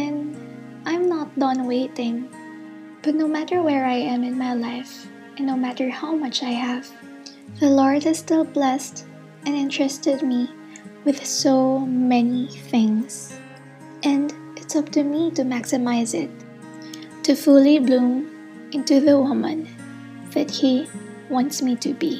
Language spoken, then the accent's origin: English; Philippines; I'm a postgraduate intern from the Philippines